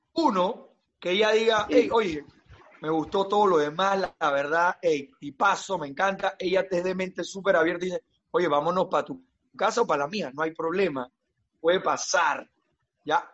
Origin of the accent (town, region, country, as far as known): Panama